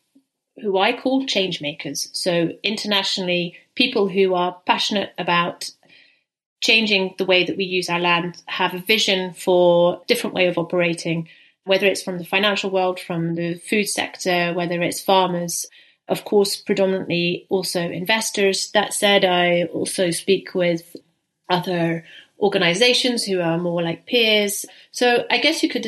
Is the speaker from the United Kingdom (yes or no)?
yes; St Andrews, Scotland, United Kingdom; now in Netherlands; I live in the Netherlands, I'm from Scotland, I'm from the UK. Very appropriate that it's St Andrew's Day today, because I'm actually from St Andrew's